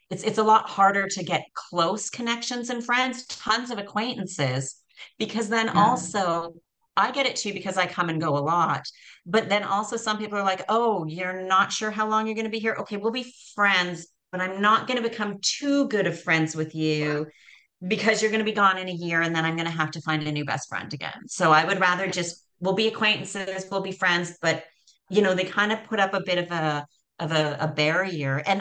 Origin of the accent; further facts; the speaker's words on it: Canada; also born or lived in Costa Rica; So I'm from Canada, moved to Costa Rica.